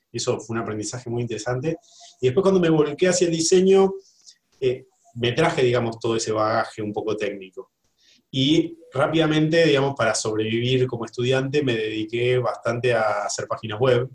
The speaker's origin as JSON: {"language": "Spanish", "country": "Argentina", "said": "como decimos los argentinos"}